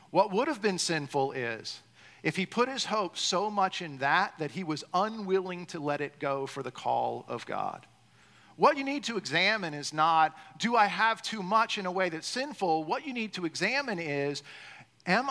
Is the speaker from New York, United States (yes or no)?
no; Boca Raton, Florida, United States; also born or lived in Miami; I grew up down here. I think I've shared. I was born in Miami. We got moved around a little bit, ended up in Boca